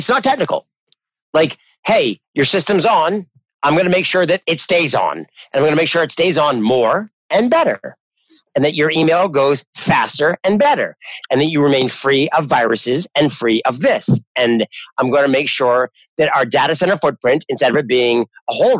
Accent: New Hampshire, United States; moved away; I'm originally from New Hampshire

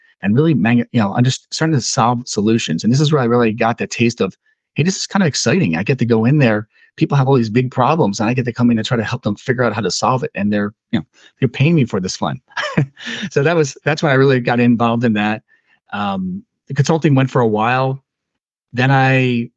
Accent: Philadelphia, Pennsylvania, United States; also born or lived in southern New Jersey / northern New Jersey; now in Los Angeles, United States; So I grew up in Philadelphia

